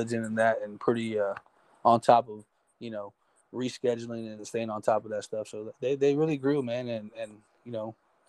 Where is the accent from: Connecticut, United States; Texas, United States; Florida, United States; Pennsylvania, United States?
Texas, United States; San Antonio; He came down because we're both from San Antonio.